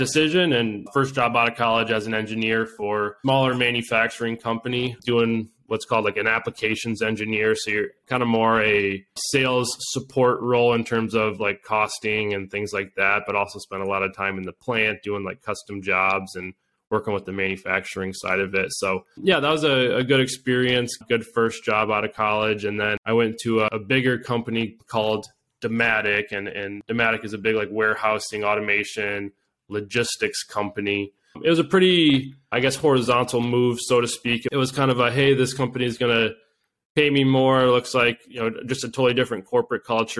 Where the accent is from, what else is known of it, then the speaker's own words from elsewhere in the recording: Grand Rapids, Michigan, United States; I'm originally from the Grand Rapids area on the west side